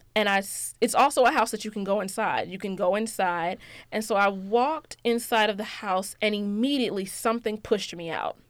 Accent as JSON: {"language": "English", "region": "Georgia", "country": "United States", "said": "I'm from Georgia, um, and everything that comes with that, yes, I'm from Georgia"}